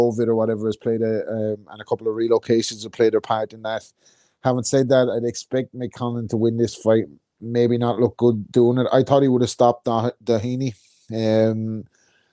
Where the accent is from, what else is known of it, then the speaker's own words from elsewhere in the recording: Ireland; I'm Irish.